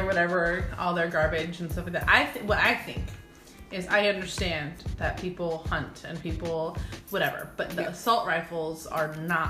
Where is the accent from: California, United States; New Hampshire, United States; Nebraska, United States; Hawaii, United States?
California, United States; La Mirada; I was born in La Mirada, California. In 1987.